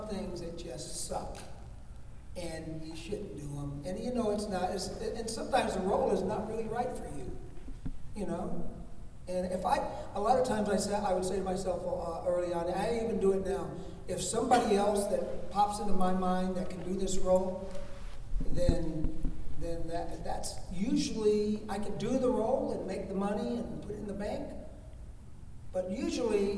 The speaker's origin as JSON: {"language": "English", "region": "Alabama", "country": "United States", "moved": "yes", "said": "I'm originally from Alabama, so I just slide right into that kind of stuff. That whole vernacular is sort of in the back of my head all the time"}